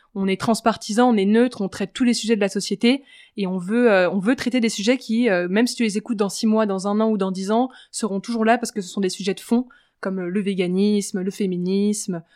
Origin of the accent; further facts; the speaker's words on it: Paris, Île-de-France, France; also born or lived in Switzerland; j'ai grandi à Paris, j'ai vécu 4 ans en Suisse pour la fin de mon collège et de mon lycée, puis je suis revenue à Paris